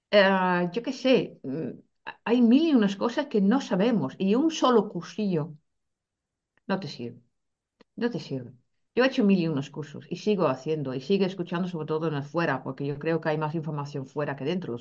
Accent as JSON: {"language": "Spanish", "country": "Netherlands", "moved": "yes", "lives_now": "Spain", "said": "siendo holandesa"}